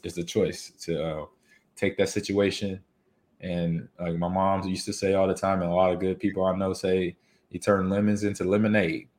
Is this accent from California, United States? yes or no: yes; Los Angeles, California, United States; moved away; I grew up in California